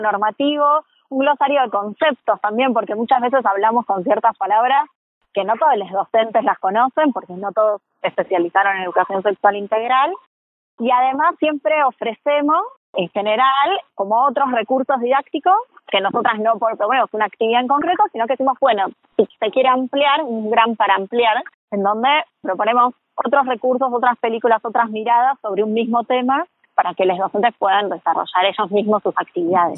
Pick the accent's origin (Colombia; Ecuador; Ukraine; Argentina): Argentina; como sociedad argentina